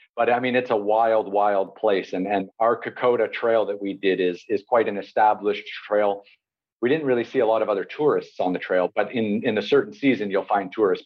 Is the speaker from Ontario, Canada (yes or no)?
yes; Toronto, Ontario, Canada; now in Istanbul, Turkey; I grew up in Toronto, Canada